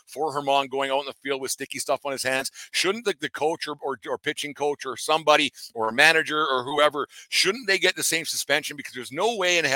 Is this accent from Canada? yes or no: yes; Alberta, Canada; I was from Alberta, Canada.